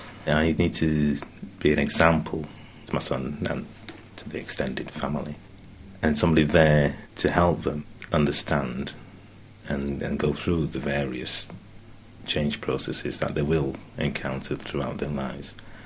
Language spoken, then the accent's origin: English; Leeds, Yorkshire and the Humber, United Kingdom; also born or lived in Curaçao; Well, I was born in Curaçao, which is the Dutch West Indies. My mother was from St. Kitts, Dutch West Indies, and my father from Nevis. My parents, myself, my brother and two sisters came to England and to Leeds in 1960